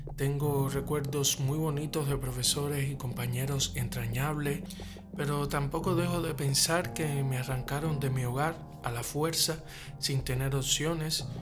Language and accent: Spanish; Havana, Cuba; cubano, nacido en La Habana